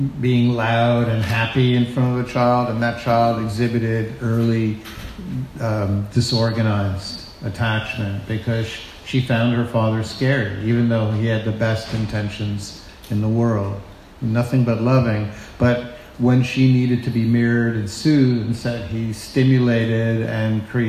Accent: New York City, New York, United States; I'm from Brooklyn

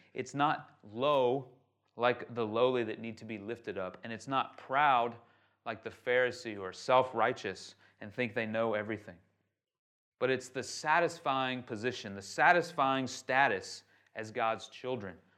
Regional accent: United States; now in Shanghai, China; I'm from America

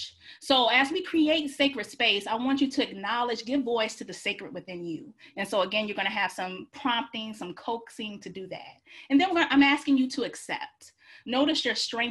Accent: Georgia, United States; now in Washington, DC, United States; I live in DC, but I'm from Georgia

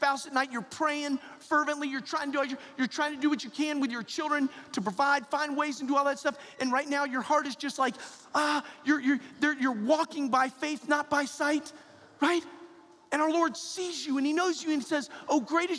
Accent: the South, United States; I'm from the South

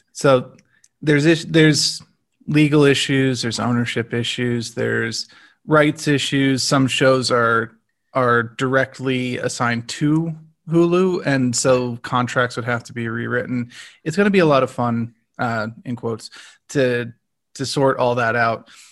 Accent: United States; as an American

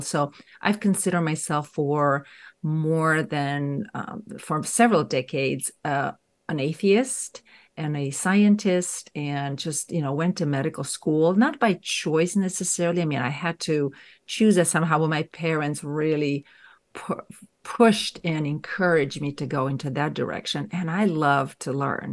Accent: Romania; moved away as an adult; I grew up in Romania. So, I spent there my first few decades of life

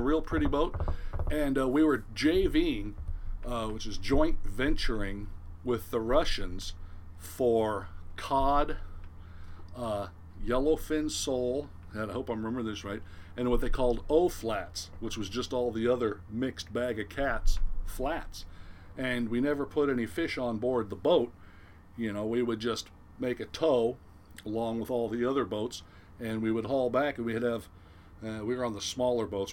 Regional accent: Newport Beach, California, United States; I'm originally born and raised in Southern California, uh, Newport Beach, Costa Mesa area, to be exact

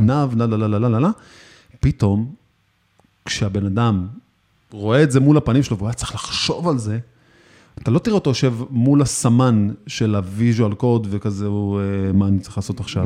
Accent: Israel; אצלנו בישראל

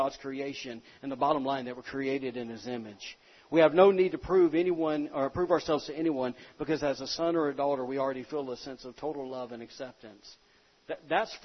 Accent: the South, United States; I'm from the South

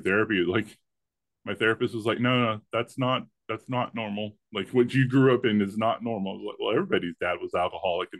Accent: the rural South, United States; I was raised in the rural South

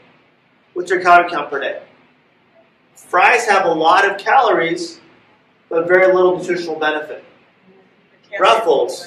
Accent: Los Angeles, California, United States; When I was a kid, I grew up in West LA, went to school in downtown

